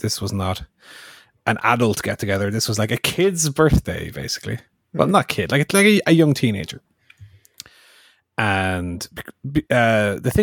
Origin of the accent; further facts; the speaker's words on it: Ireland; As far as being an Irish